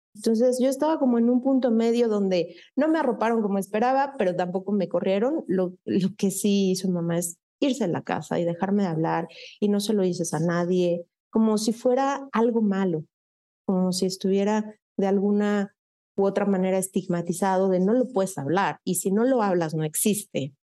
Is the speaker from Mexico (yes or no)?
yes; Mexico City, Mexico; also born or lived in Ciudad Satélite, State of Mexico; now in State of Mexico, Mexico; yo soy originaria de la Ciudad de México, ahora vivo en, en el Estado de México, siempre he sido, aunque nací en Ciudad, eh, de México, en aquel entonces Distrito Federal, eh, me escucho joven, pero ya no soy tan joven. siempre he sido sateluca